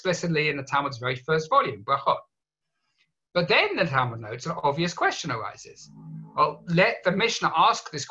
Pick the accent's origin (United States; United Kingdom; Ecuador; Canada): United Kingdom; England; growing up in England